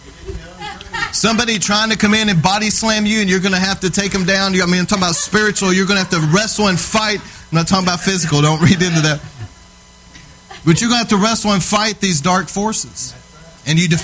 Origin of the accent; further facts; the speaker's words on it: Texas, United States; I'm from Texas